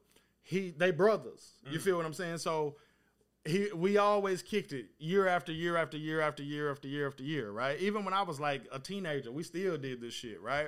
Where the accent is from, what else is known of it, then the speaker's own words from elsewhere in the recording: East Texas, United States; my homeboys that I grew up with in East Texas